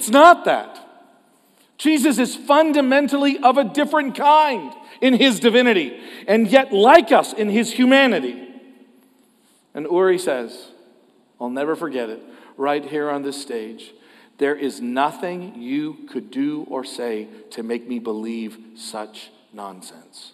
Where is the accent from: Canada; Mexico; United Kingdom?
Canada; as a Canadian